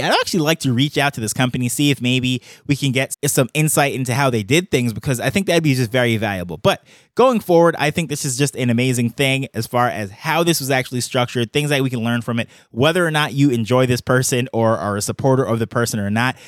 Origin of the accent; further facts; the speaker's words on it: New York, United States; I grew up in New York